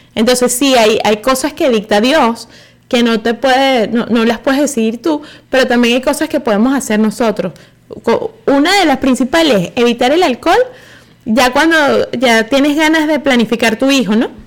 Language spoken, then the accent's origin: Spanish; Venezuela